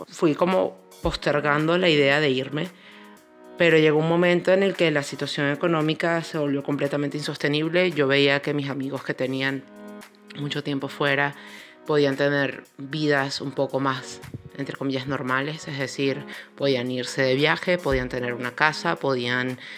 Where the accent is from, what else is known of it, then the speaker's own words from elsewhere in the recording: Venezuela; moved away as an adult; now in Spain; tengo 31 años, actualmente vivo en España. Salí de Venezuela hace un año y medio